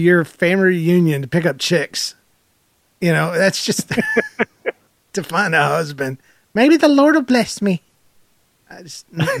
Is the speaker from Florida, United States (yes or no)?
no; Georgia, United States; I'm from Georgia.